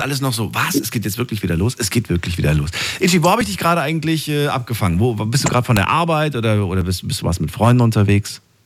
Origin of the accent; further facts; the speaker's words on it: near Eisenach, Thuringia, Germany; Da bin ich in der Nähe geboren